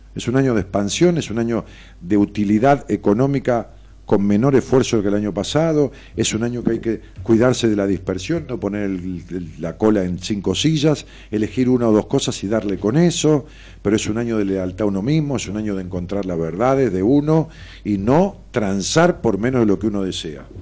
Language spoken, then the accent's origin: Spanish; Merlo, Buenos Aires Province, Argentina; Merlo Buenos Aires